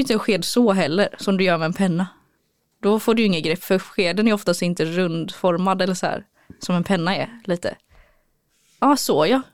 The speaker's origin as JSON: {"language": "Swedish", "town": "Gothenburg", "region": "Västra Götaland", "country": "Sweden", "tie": "born or raised there", "also_born_or_lived": "Örebro", "moved": "as an adult", "said": "här i Göteborg då har jag redan en trygghet i att eh, det är min hemstad, jag har min familj här"}